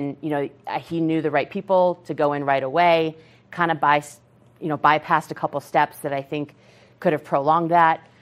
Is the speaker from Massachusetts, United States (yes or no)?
yes; Massachusetts, United States; now in Colorado, United States; we're from Massachusetts